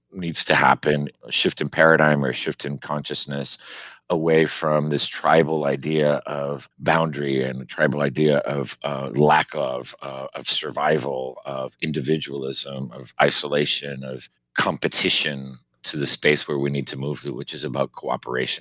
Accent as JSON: {"language": "English", "town": "Miami", "region": "Florida", "country": "United States", "tie": "born or raised there", "moved": "yes", "lives_now": "Maine, United States", "said": "growing up in Miami, you know, Cuban"}